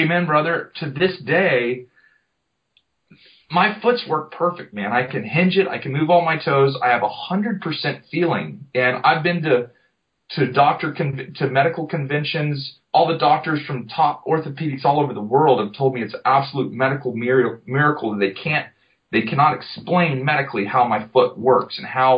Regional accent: Jupiter, Florida, United States; Jupiter, Florida, off of Loxahatchee River Road

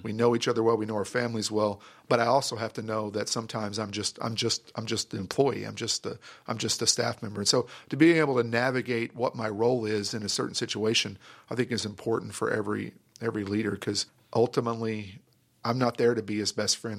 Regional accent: Grand Prairie, Texas, United States; I grew up in Grand Prairie

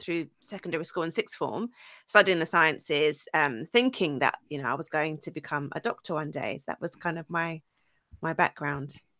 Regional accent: Essex, East of England, United Kingdom; also born or lived in Archway, North London / Highbury, Islington / Grays / South Ockendon; I grew up spent most of my childhood there, like my secondary school years, um, as an Essex girl

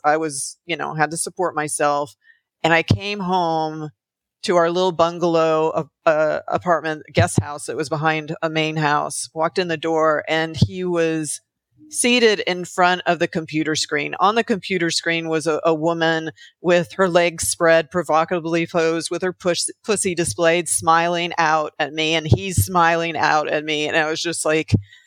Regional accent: Alabama, United States; moved away as an adult; also born or lived in Oregon / Canada (family); now in Los Angeles, United States; I grew up in Alabama

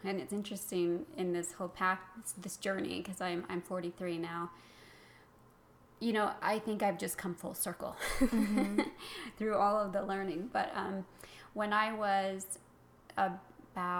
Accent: Utah, United States; I grew up in Utah, in Utah County, south of Salt Lake City

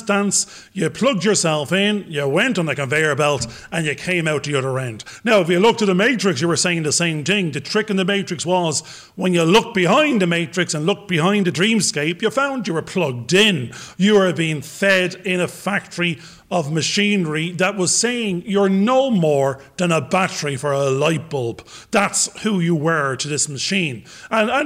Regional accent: Ireland; accent: Irish; I'm an Irish paddy, being that I am

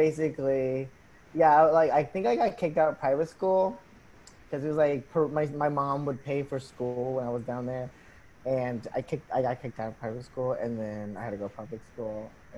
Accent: Falls Church, Virginia, United States; also born or lived in Arlington / Peru; I am from Arlington. Well, I was born in Arlington, but I was raised in Falls Church. But before that, I was raised in Peru.

